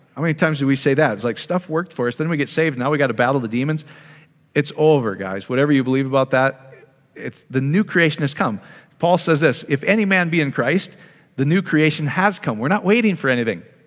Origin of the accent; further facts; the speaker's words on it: Iowa, United States; I grew up in Iowa